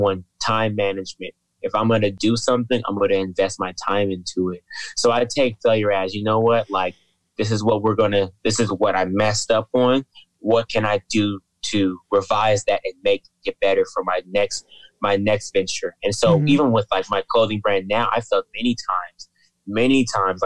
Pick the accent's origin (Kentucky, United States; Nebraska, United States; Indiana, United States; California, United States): California, United States; Fresno; I grew up in Fresno